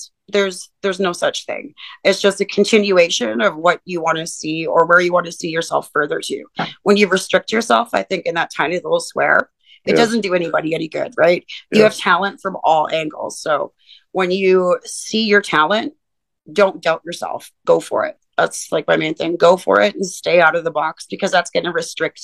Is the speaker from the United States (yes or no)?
no; Northern Alberta, Canada; moved away as an adult; now in Edmonton, Canada; I'm from Northern Alberta, but I've been here since 2008, and I came here for college